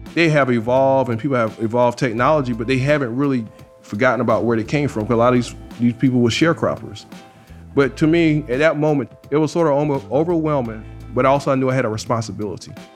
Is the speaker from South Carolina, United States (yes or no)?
yes; South Carolina, United States; moved away as an adult; now in New Orleans, United States; I'm from South Carolina